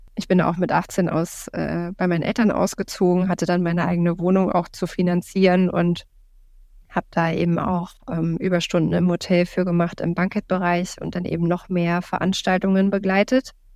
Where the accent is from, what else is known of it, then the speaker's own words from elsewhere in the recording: Berlin, Germany; komme aus Berlin, bin gebürtige Berlinerin tatsächlich auch